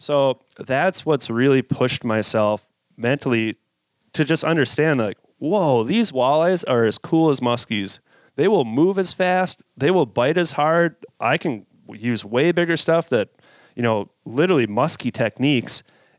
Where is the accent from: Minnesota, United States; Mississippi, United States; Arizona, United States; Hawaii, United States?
Minnesota, United States; I grew up in Minnesota